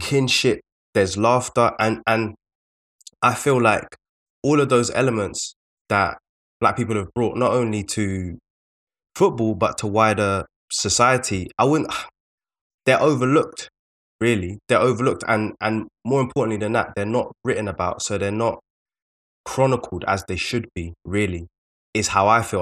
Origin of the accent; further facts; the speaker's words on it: London, United Kingdom; we're both from South London